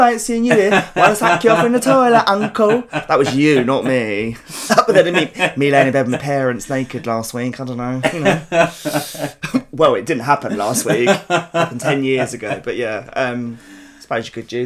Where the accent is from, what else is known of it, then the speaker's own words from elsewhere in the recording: London, United Kingdom; accent: South London; I'm from South London and it's not a nice accent. It's really harsh